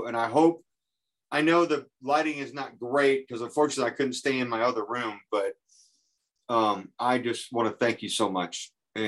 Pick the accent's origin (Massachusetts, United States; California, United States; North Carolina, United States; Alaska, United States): Massachusetts, United States; also born or lived in Chicago, Illinois; now in Indiana, United States; I was born in Chicago, but I ended up being raised in Massachusetts